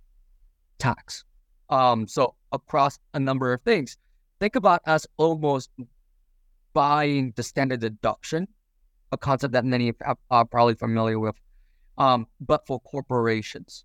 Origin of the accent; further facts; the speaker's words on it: Champaign, Illinois, United States; I'm from Champaign, Illinois